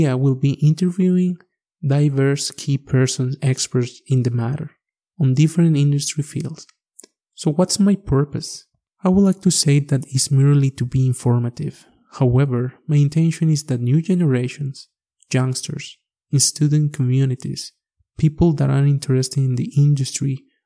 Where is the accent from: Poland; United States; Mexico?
Mexico; first language Spanish; English is a second language; moved away as an adult; now in Alberta, Canada; I'm coming originally from Mexico. I guess you already noticed my accent. As you can hear, English is my second language